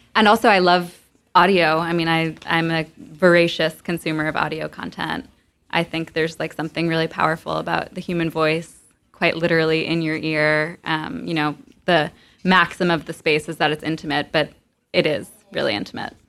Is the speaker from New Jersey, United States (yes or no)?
yes; Montclair, New Jersey, United States; moved away as an adult; also born or lived in East Village, New York / Providence, Rhode Island; now in New York, United States; I was born in the East Village, but I grew up mostly in Montclair, New Jersey